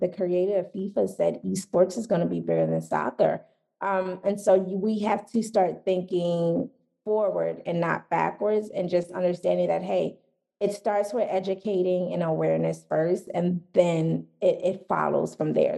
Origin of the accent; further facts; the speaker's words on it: Philadelphia, Pennsylvania, United States; I'm from Philadelphia